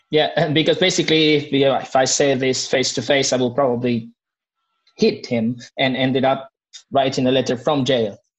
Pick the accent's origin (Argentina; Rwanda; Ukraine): Argentina; Buenos Aires; moved away as an adult; now in Madrid, Spain; I'm from Argentina. I was born in Buenos Aires 40 years ago, and now I'm living in Madrid